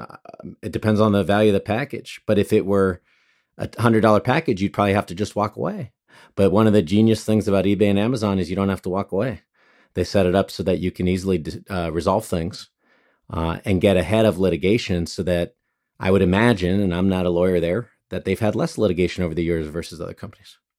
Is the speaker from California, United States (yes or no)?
yes; Monterey Park, California, United States; also born or lived in Los Angeles; I grew up mostly in Monterey Park and grew up also in downtown